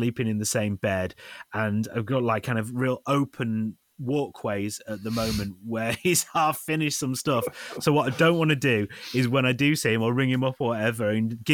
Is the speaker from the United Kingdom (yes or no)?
yes; United Kingdom; I'm British.